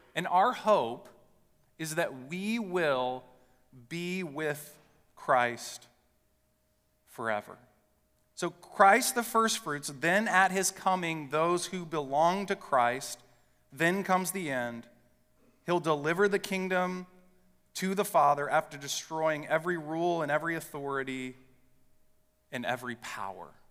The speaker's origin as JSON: {"language": "English", "town": "West Lafayette", "region": "Indiana", "country": "United States", "tie": "born or raised there", "said": "I grew up in West Lafayette, Indiana."}